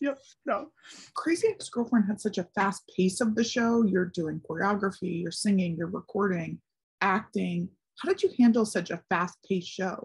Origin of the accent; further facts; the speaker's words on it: Philadelphia, Pennsylvania, United States; I'm from Philly